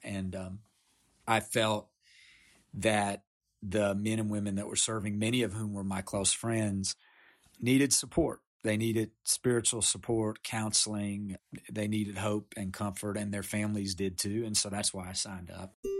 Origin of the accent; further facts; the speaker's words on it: Appalachia, United States; I grew up in Appalachia. I come from nine generations in Appalachia